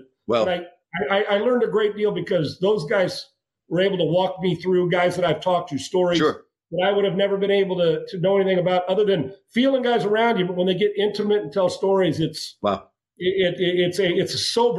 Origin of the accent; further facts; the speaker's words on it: Escondido, California, United States; I grew up in Escondido, which is heavy Hispanic.